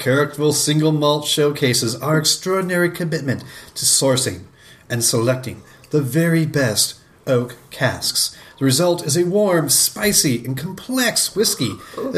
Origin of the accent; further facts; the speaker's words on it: United States; I'm an American